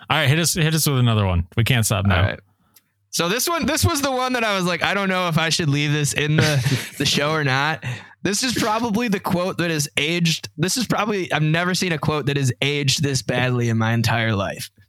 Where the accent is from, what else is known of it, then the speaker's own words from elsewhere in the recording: Detroit, Michigan, United States; I was born and raised in Detroit, Michigan. That being said, I hate the state of Michigan.